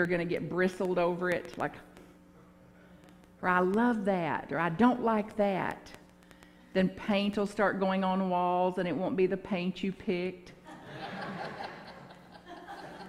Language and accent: English; Bug Tussle, Kentucky, United States; now in San Francisco, United States; where I grew up in Bug Tussle, Kentucky.